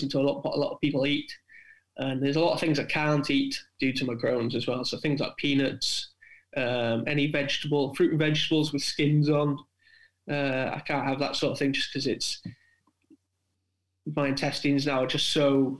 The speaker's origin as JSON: {"language": "English", "region": "South Wales", "country": "United Kingdom", "moved": "yes", "said": "being a Welshman from South Wales originally"}